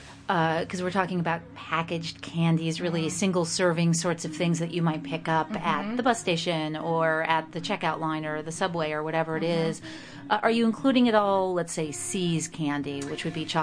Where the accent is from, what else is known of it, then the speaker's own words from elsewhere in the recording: West Coast, United States; now in East Coast, United States; I grew up on the West Coast